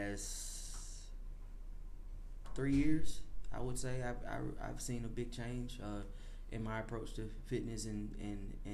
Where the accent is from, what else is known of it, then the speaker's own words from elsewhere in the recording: Chattanooga, Tennessee, United States; born and raised in Chattanooga